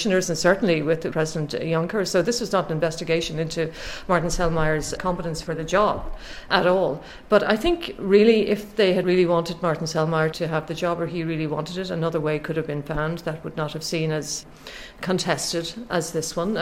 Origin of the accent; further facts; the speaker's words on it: Ireland; I'm Irish